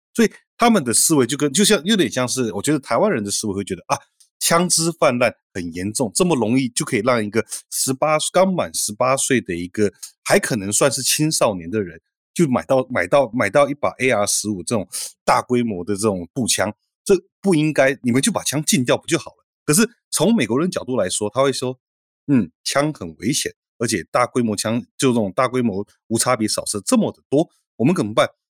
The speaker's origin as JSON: {"language": "Chinese", "country": "Taiwan", "tie": "born or raised there", "moved": "yes", "lives_now": "United States", "said": "我在台湾成长的时候，我国小大概每三个月要演习一次躲防空洞"}